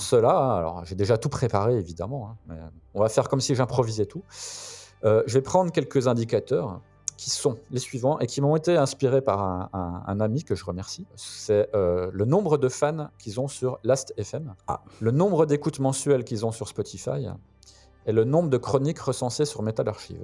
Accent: Belfort, Bourgogne-Franche-Comté, France; ma ville natale de Belfort

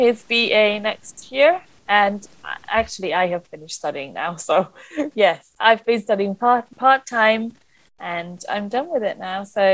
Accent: Budapest, Hungary; moved away as an adult; now in London, United Kingdom; I was brought up in Budapest, which is the capital city of Hungary, in a very Hungarian family, traditional upbringing.

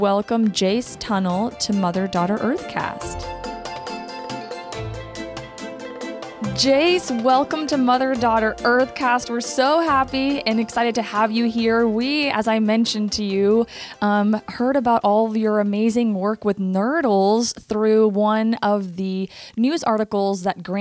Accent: Mexico; moved away; I grew up in Mexico along the Gulf and my mom lived there for 23 years

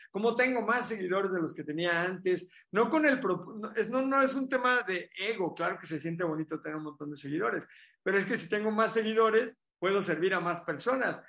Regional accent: Mexico; éramos como 8 mexicanos

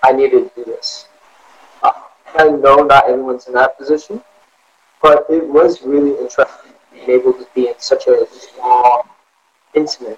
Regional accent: Cumberland, United States; moved away as an adult; now in Detroit, United States; I am from a little town called Cumberland, which is south of Detroit, Ohio, and the lake, and it's a very small little

